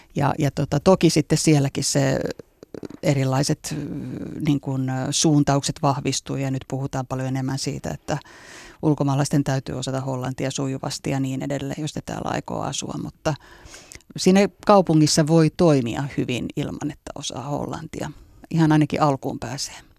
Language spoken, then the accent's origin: Finnish; Espoo, Uusimaa, Finland; also born or lived in Helsinki / London; mä oon syntynyt Helsingissä ja asunut lapsuuden Espoossa